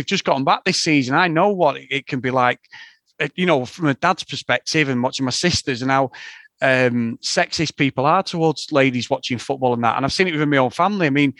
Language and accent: English; Aberdeen, Scotland, United Kingdom; I'm from Aberdeen, but my dad is a Manx